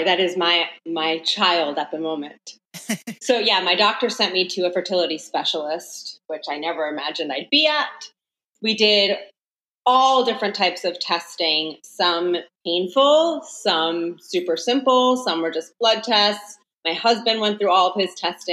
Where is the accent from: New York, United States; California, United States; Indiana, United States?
New York, United States; Long Island; I'm from New York, born and raised on Long Island.